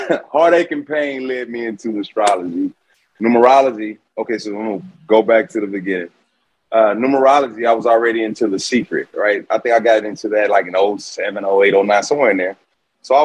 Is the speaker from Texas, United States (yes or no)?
yes; Houston, Texas, United States; I'm from Houston, Texas, born and raised